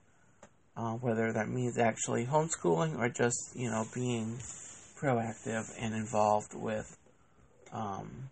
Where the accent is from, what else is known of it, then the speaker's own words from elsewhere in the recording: Oviedo, Florida, United States; also born or lived in Massachusetts; we've lived in the same little town here in Central Florida since I was the age of 4